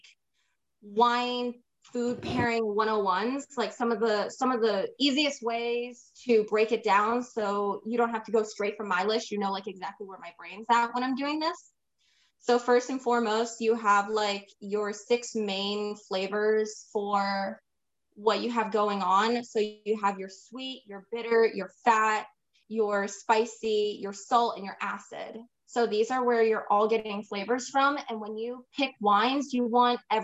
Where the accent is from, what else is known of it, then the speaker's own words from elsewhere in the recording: Midwest, United States; moved away; also born or lived in California; I am Puerto Rican, Italian descent, but I was raised in the Midwest